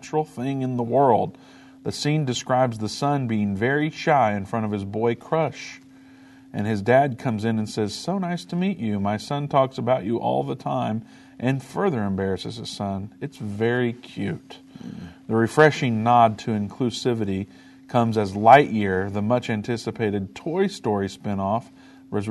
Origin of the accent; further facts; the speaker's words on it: Richmond, Indiana, United States; now in Dallas, United States; my hometown of Little Richmond, Indiana